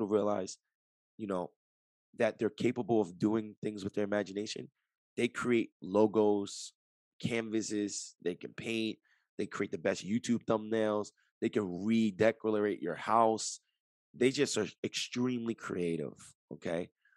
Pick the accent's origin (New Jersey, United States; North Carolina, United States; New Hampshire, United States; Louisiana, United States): New Jersey, United States; Jersey City; I'm from Jersey City, right across the Hudson River from New York City.